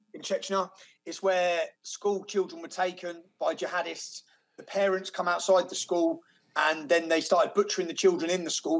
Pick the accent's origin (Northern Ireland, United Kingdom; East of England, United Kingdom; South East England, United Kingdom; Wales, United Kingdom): East of England, United Kingdom; Luton; my hometown of Luton